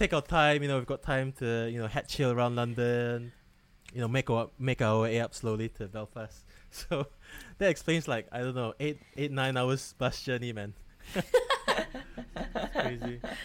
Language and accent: English; Malaysia; now in Wales, United Kingdom; I'm that Malaysian friend who doesn't work in healthcare